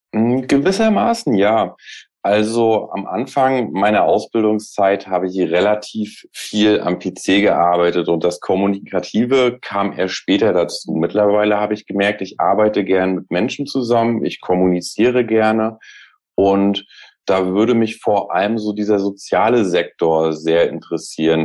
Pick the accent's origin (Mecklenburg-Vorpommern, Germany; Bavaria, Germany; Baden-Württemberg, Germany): Mecklenburg-Vorpommern, Germany; Rostock; now in Hamburg, Germany; Aus dem Norden auch, mhm. mhm. also aus Rostock